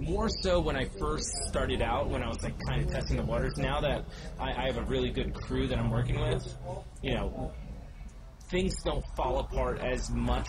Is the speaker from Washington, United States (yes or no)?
no; Maryland, United States; moved away as an adult; also born or lived in Carmel, California / Virginia; born in Carmel, California, up north, but I was raised in Maryland